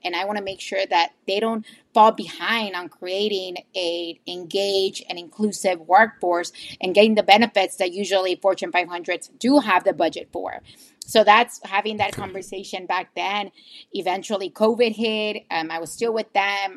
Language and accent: English; McAllen, Texas, United States; I'm originally and always been a RGV Valley native. I'm from McAllen. I've been living in McAllen my whole life